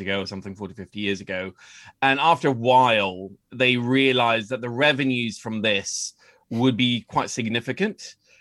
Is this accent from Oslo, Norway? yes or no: yes; Oslo, Norway; moved away as an adult; also born or lived in United Kingdom / United States; I grew up in Oslo with a very English-sounding last name